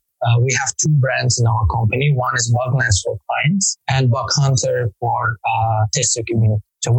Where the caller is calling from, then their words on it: Azerbaijan; From Azerbaijan.